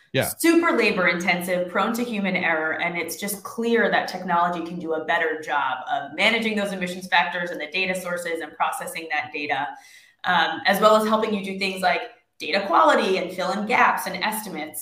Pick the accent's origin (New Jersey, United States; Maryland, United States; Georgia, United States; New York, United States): New York, United States; I am from New York and I live in New York